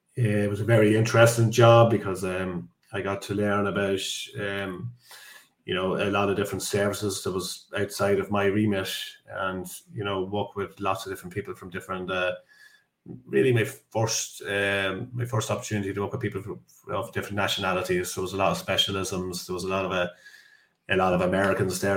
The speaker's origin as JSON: {"language": "English", "town": "Dundalk", "region": "Leinster", "country": "Ireland", "said": "I'm from Ireland, so I'm from yeah. the, the east coast of Ireland, uh, a town called Dundalk."}